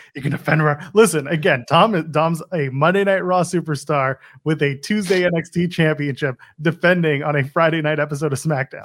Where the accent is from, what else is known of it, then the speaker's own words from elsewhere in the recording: Canada; I'm Canadian.